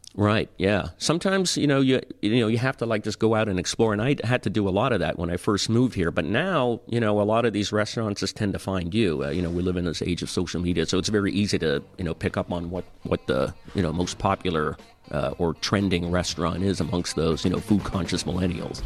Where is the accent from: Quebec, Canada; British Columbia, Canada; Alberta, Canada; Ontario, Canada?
Ontario, Canada; Toronto; moved away as an adult; I grew up in Toronto